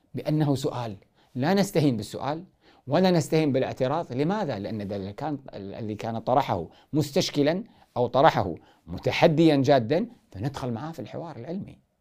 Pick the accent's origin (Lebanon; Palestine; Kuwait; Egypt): Kuwait; عندنا في الكويت